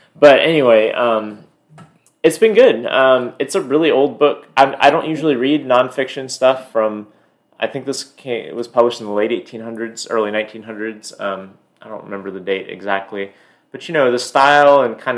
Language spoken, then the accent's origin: English; the South, United States; me growing up in the South, you know, where I was taught about the sort of, like, Southern sympathetic Civil War stuff